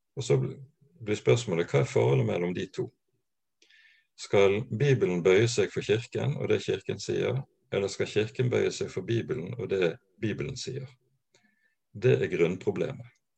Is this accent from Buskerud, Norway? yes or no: no; Bergen, Vestland, Norway; Ellers så er jeg bergenser. Jeg eh, vokste opp på Landås.